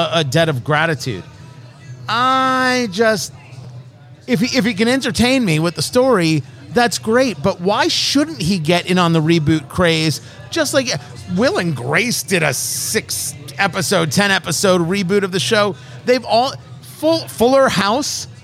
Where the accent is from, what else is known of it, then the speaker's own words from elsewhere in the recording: Middletown, New Jersey, United States; moved away; I grew up in Middletown, New Jersey